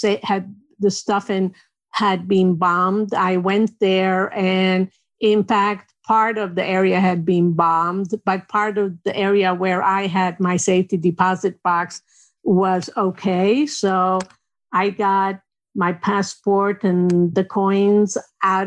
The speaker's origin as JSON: {"language": "English", "country": "Lebanon", "tie": "born or raised there", "moved": "as an adult", "lives_now": "New York, United States", "said": "I'm Armenian. I was born in Lebanon. I grew up in Lebanon until I was 19"}